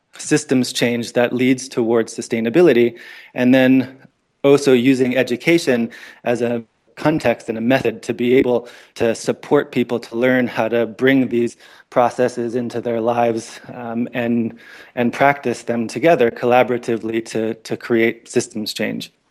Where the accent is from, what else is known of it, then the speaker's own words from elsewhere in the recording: Northern Ontario, Canada; moved away; also born or lived in American Southwest; I grew up in Northern Ontario, Canada